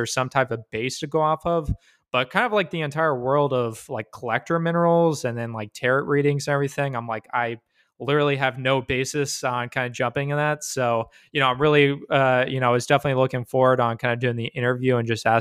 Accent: Dallas–Fort Worth, Texas, United States; DFW born and raised

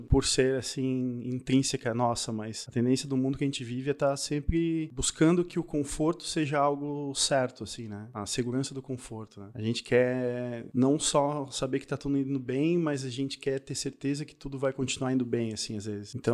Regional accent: Paraná, Brazil; now in Santa Catarina, Brazil; Eu, quando vim do Paraná pra cá, no Paraná a gente falava você.

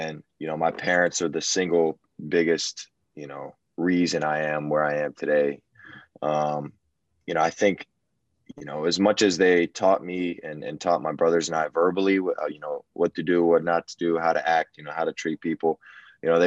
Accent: Houston, Texas, United States; I'm born and raised in Houston

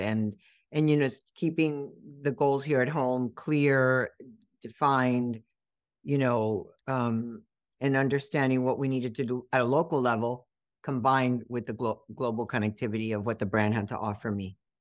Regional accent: Miami, Florida, United States; also born or lived in Cuba; I grew up in Miami, and, um, this is home

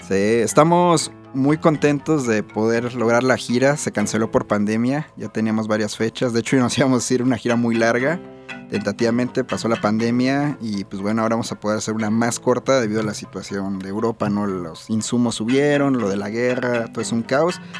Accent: Mexico; Somos los únicos mexicanos, y latinos

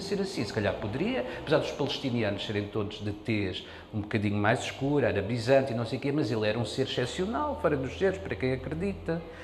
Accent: Portugal; also born or lived in Mozambique; eu nasci em África, em Moçambique, e depois quando cheguei a Portugal

